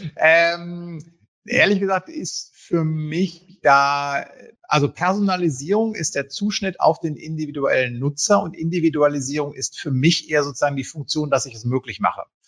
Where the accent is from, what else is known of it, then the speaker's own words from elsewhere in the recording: Münsterland, North Rhine-Westphalia, Germany; als gebürtiger Münsterländer